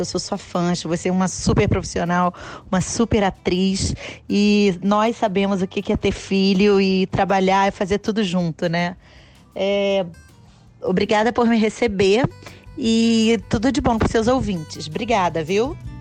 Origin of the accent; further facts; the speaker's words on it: Brazil; moved away as an adult; now in New York, United States; Eu saí do Brasil meio sem querer